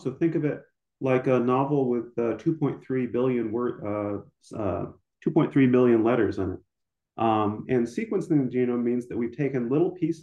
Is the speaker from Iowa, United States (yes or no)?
yes; Ames, Iowa, United States; moved away as an adult; also born or lived in New York / California / St. Louis, Missouri / Nebraska; now in Lincoln, Nebraska, United States; I grew up in Ames, Iowa